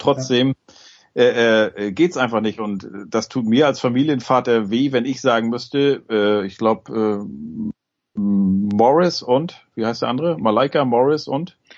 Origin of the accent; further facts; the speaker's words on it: Germany; wir uns als Deutsche